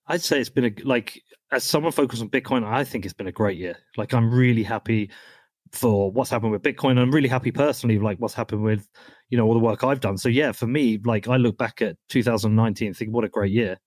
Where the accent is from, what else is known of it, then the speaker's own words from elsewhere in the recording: United Kingdom; moved away as an adult; now in Texas, United States; I'm from the UK where we don't really have guns